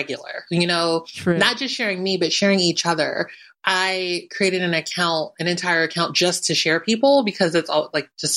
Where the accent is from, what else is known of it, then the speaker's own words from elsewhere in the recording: Philadelphia, Pennsylvania, United States; moved away as an adult; also born or lived in New York; I always say I'm a New Yorker because I just spent my adult life there, but I spent my entire childhood in Philly